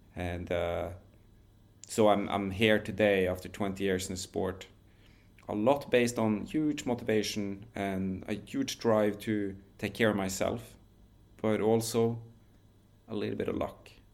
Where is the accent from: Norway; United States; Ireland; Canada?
Norway; where I grew up in Norway